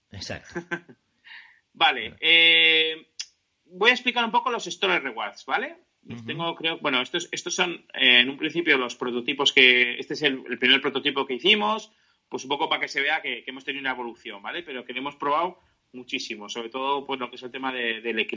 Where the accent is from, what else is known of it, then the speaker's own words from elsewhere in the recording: San Sebastián, Basque Country, Spain; esto es Armageddon Comics, que es una tienda de Donosti, yo soy de Donosti, y es una tienda pues, que yo ya eh, y, he puesto el ejemplo, ¿vale?